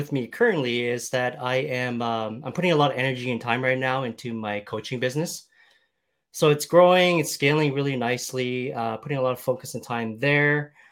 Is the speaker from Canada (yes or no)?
yes; Canada